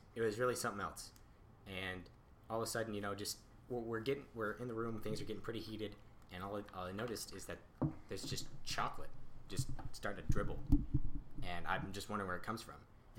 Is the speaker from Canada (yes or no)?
yes; Canada; Being a Canadian